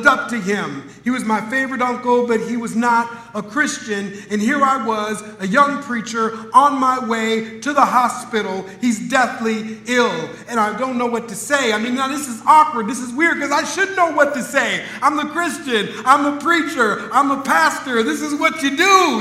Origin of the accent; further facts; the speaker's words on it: Minneapolis, Minnesota, United States; Growing up in Minneapolis, Minnesota, I had a favorite uncle